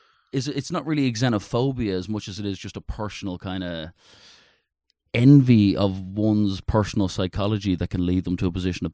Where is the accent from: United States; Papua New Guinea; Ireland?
Ireland; Dublin, Leinster; I'm an Irishman, yeah.